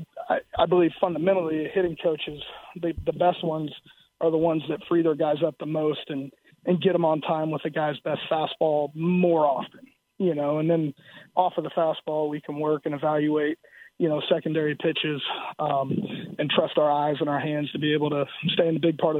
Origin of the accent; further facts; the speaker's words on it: South Florida, United States; moved away; also born or lived in Iowa; growing up in South Florida